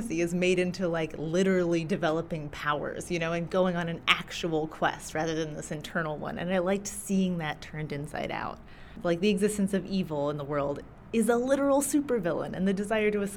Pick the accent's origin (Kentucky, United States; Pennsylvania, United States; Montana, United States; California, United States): Kentucky, United States; Bowling Green; also born or lived in Maine; I grew up mostly in Kentucky, in a big old farm outside of Bowling Green